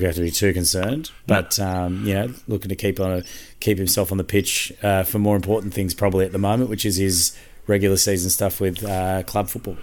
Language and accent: English; Queensland, Australia; I'm a Queenslander